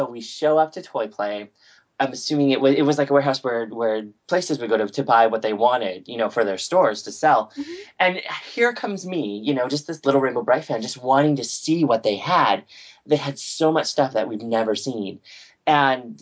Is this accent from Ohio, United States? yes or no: no; Montana, United States; I'm some hick from Montana